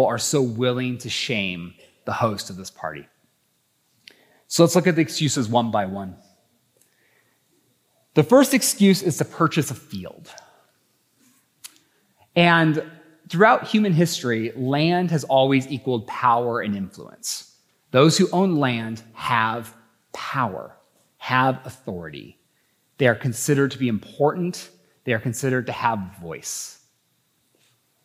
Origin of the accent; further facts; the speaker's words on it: Idaho, United States; I think I'm from Idaho